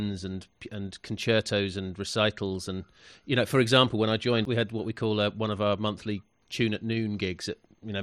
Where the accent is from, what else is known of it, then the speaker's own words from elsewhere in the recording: London, United Kingdom; moved away as an adult; now in West Country, United Kingdom; I'm from London. I came to the West Country about 10 years ago